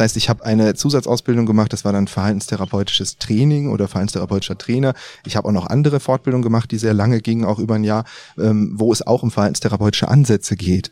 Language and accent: German; Düsseldorf, North Rhine-Westphalia, Germany; sind jetzt hier in Düsseldorf. Ja, hier komme ich her